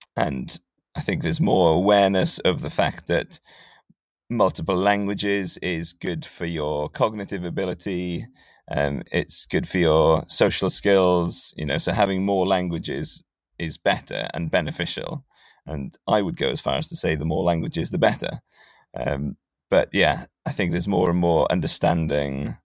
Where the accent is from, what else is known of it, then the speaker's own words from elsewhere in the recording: Carmarthen, Wales, United Kingdom; moved away as an adult; also born or lived in England; now in Cardiff, United Kingdom; I grew up in West Wales, and my wife is English, she's from Bath, and so when we moved to Cardiff, I was surprised at how little Welsh there was, because it was compared to Carmarthen, which is my hometown